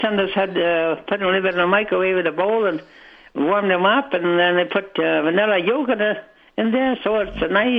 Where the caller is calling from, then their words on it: Winnipeg, Manitoba, Canada; Oh, I'm calling from Winnipeg.